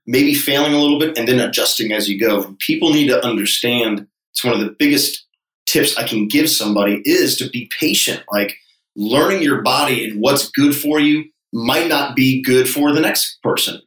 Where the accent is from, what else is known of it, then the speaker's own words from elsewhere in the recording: Connecticut, United States; moved away as an adult; also born or lived in Hawaii; now in Charleston, United States; growing up in Connecticut